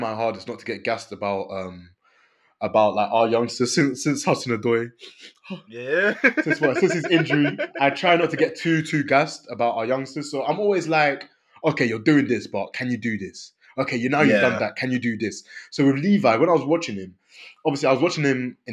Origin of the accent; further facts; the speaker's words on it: Côte d’Ivoire; I'm from Ivory Coast